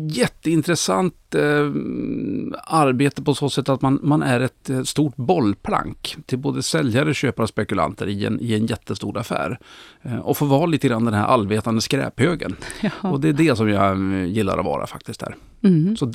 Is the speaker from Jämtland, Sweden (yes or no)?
yes; Östersund, Jämtland, Sweden; now in Tyresö, Sweden; Ja, ursprungligen jämtlänning uppifrån Östersund. Eh, men flyttade ner till Stockholm för 13 år sedan och bor nu i Tyresö utanför Stockholm med fru och fyra barn och en katt